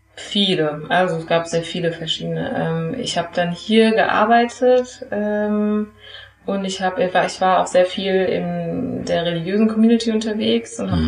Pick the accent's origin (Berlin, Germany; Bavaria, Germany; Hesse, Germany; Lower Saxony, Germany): Hesse, Germany; Frankfurt; also born or lived in Geneva; ich bin hier in Frankfurt geboren und ja. aufgewachsen, ging hier zur Grundschule, habe hier Abitur gemacht